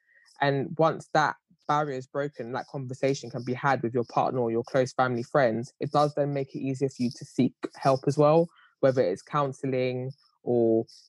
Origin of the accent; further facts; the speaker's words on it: Ghana; Obviously, I have a son, so everyone knows what they, and I'm Ghanaian as well.